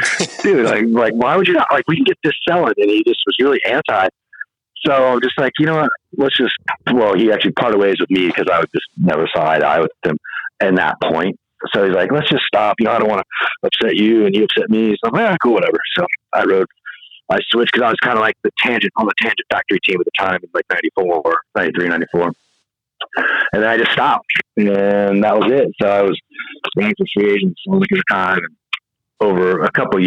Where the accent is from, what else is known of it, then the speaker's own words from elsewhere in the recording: a little bit north of Sacramento, California, United States; The guy I grew up with in my hometown, a little bit north of Sacramento